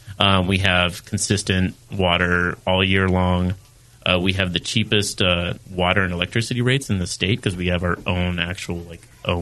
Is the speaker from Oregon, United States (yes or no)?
yes; McMinnville, Oregon, United States; moved away as an adult; also born or lived in San Francisco Bay Area, California / Marin County, California / Sonoma County, California / Portland, Oregon; I grew up in McMinnville area.